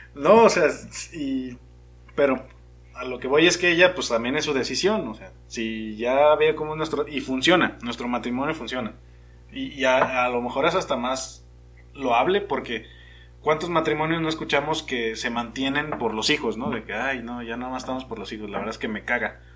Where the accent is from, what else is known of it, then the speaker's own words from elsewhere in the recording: Mexico; yo soy como el mexicano promedio